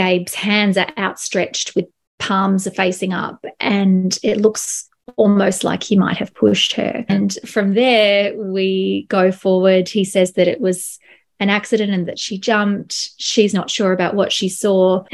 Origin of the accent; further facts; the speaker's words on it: Melbourne, Victoria, Australia; I am from Melbourne